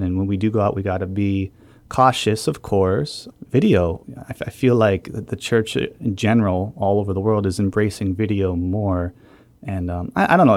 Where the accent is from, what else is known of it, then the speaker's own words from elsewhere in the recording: New Hampshire, United States; moved away; I'm from New Hampshire